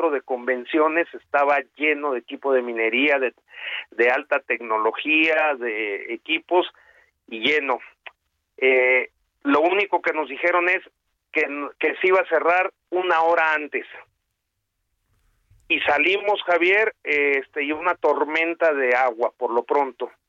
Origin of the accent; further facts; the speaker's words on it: Baja California Sur, Mexico; Una furia que yo soy de Baja California Sur, nunca había visto.